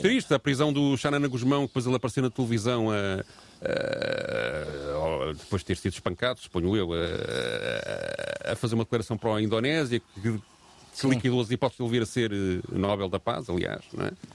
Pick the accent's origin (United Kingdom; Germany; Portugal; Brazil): Portugal; como portugueses